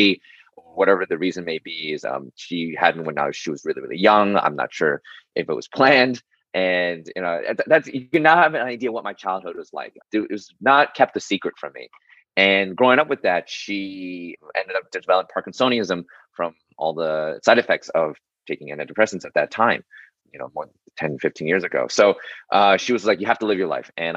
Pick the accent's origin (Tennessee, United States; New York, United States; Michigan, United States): New York, United States; New York City; I was born and raised in New York City